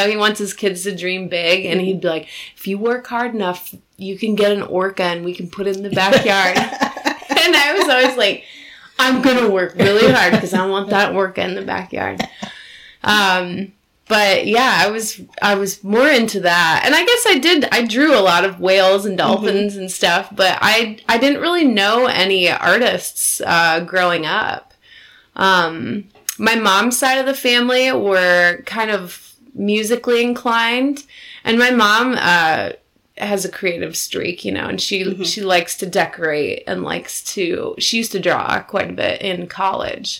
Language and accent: English; Cedar Falls, Iowa, United States; I grew up in Cedar Falls, Iowa, which is only about an hour and a half north of here